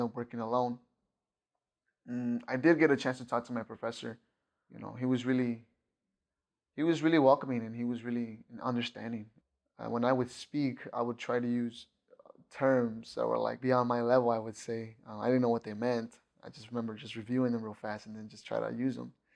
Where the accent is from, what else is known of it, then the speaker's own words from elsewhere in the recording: Chicago, Illinois, United States; moved away; I'm from Chicago